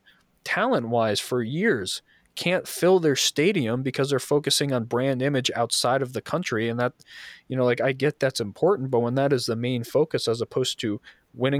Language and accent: English; New York, United States; I was a kid, I grew up in New York